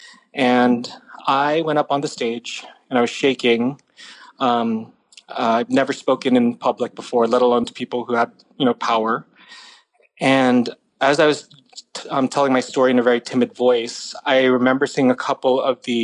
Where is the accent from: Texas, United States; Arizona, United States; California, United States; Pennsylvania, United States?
California, United States; San Jose; I grew up in San Jose